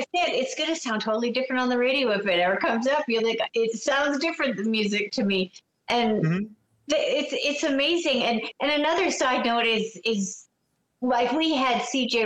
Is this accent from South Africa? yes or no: no; Canada; I'm a Canadian